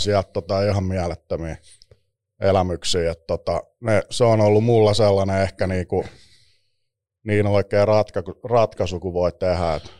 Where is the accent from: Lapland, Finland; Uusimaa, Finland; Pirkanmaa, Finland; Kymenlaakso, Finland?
Uusimaa, Finland; Espoo; Espoossa viettänyt nuoruusvuodet